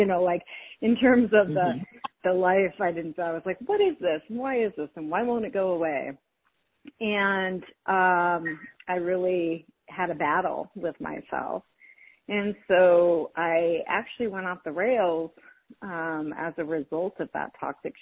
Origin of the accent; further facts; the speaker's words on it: South Dakota, United States; moved away; also born or lived in California; I was raised in South Dakota in the middle of nowhere in a tiny town pre-internet